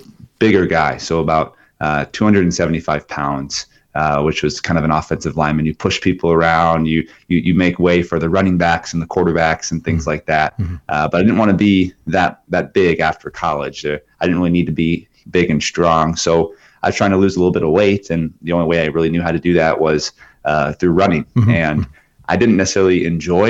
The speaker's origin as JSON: {"language": "English", "region": "Minnesota", "country": "United States", "tie": "born or raised there", "said": "I grew up in Minnesota, so the northern part of the United States of America"}